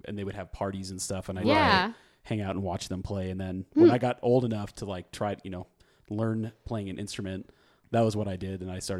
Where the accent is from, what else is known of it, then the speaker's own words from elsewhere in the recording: Arvada, Colorado, United States; I grew up northwest side of town.